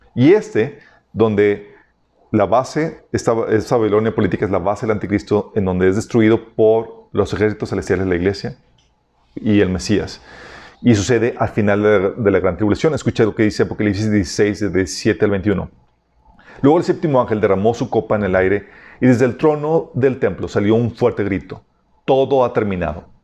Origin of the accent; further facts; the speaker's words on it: Mexico; somos los mexicanos